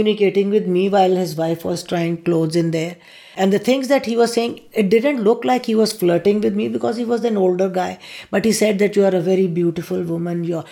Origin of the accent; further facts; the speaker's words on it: Pakistan; now in United States; I am from Pakistan and I am a Muslim